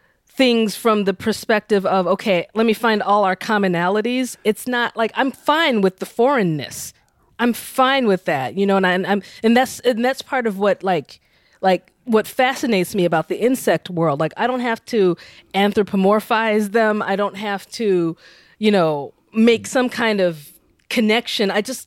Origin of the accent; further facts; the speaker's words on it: United States; me being Nigerian American, so I'm like, I'm an outsider. I know that. I'm an outsider insider.